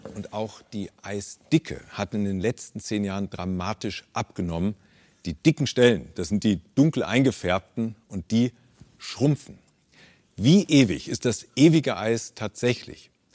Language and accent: German; Germany; Bei uns in Deutschland